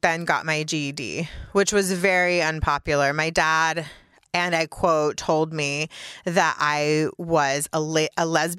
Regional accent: Mississippi, United States; born there; So I was born in Mississippi, and then we moved all over the South.

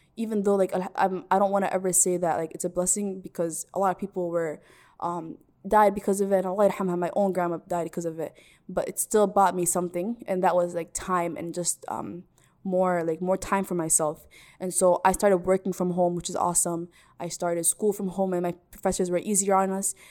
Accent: Minneapolis, Minnesota, United States; also born or lived in Salalah, Oman; I am from Minneapolis, recording this from Minneapolis right now. I was born here. raised here

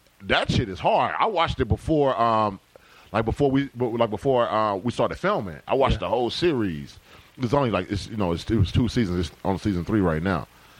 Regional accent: Decatur, Georgia, United States; I'm from Decatur, Georgia

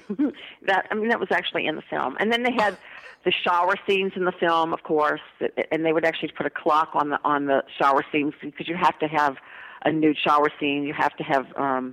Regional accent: New Orleans, Louisiana, United States; moved away as an adult; now in Los Angeles, United States; growing up in New Orleans.

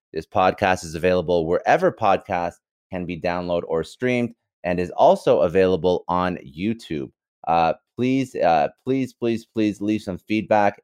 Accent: Canada; also born or lived in Toronto; I'm Canadian

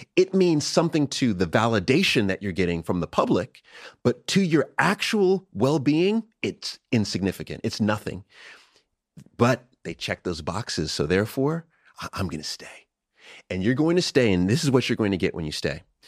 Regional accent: United States; I'm American

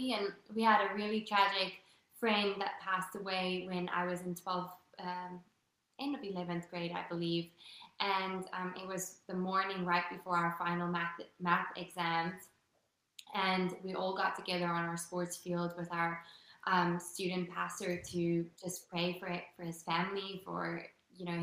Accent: Western Cape, South Africa; first language Afrikaans; English is a second language; moved away as an adult; also born or lived in New York; now in United States; Grew up in a really, really small town in South Africa

